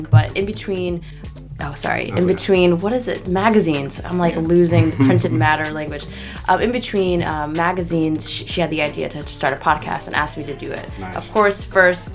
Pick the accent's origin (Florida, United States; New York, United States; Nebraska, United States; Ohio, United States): New York, United States; New York City; I'm from Brooklyn. Okay. I grew up on Court Street between Sackett and DeGraw and Carroll Gardens